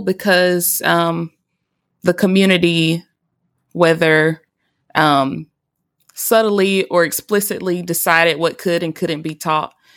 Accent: Alabama, United States; majority of my education was in my home state of Alabama

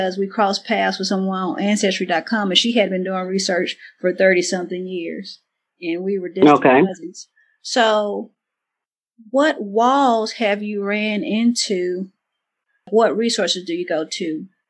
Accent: Mississippi, United States; moved away as an adult; now in North Carolina, United States; I'm originally from Mississippi. So I always assumed that my family were, I don't want to say imported, but came from Louisiana area. But actually, came from North Carolina

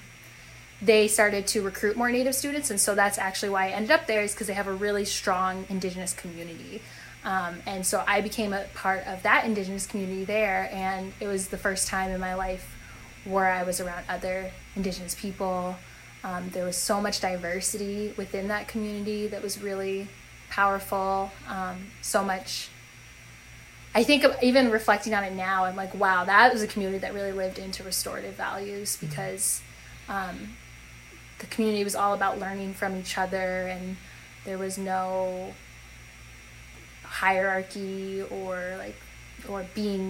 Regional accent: North Dakota, United States; moved away as an adult; also born or lived in New Hampshire; so I was raised in North Dakota, lived in the same house my whole life

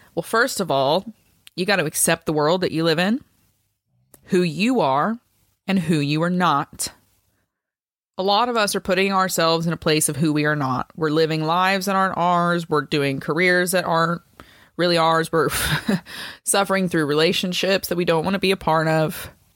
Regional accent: United States; I'm obviously an American

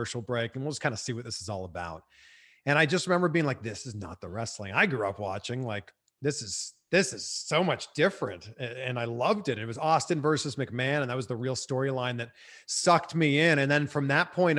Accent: Pickering, Ontario, Canada; growing up in the Toronto area

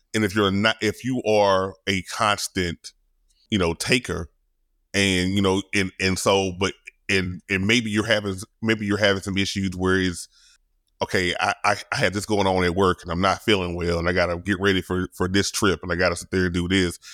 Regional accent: Louisiana, United States; I'm from Louisiana, I'm country.

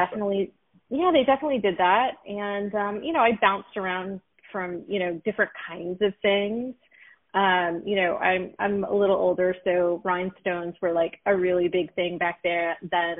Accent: Los Angeles, California, United States; also born or lived in Philadelphia / New York; I'm a proud Los Angelino native

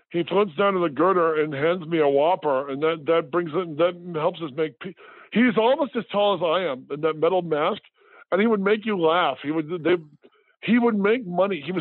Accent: Midwest, United States; I, as a child, my family growing up in the Midwest, my parents took us to every state, uh, like 47 out of 50 states we'd go camping in.

